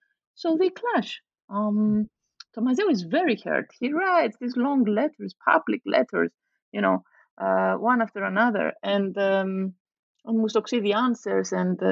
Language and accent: English; Nicosia, Nicosia District, Cyprus; the fact that I grew up in Cyprus, in Nicosia, as a daughter of a refugee family from the north, a Greek Cypriot refugee family.